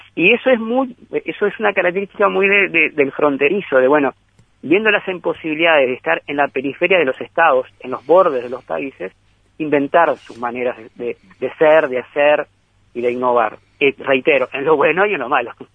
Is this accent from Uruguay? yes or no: yes; Rivera, Uruguay; a nosotros los riverenses